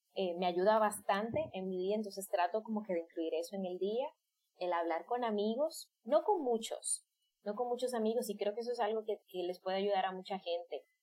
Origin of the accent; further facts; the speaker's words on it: Dominican Republic; yo soy de isla, soy de República Dominicana